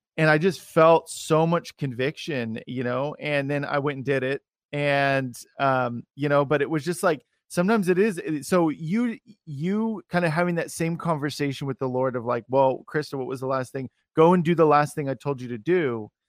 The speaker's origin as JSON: {"language": "English", "town": "Salem", "region": "Oregon", "country": "United States", "said": "I'm from Salem, Oregon"}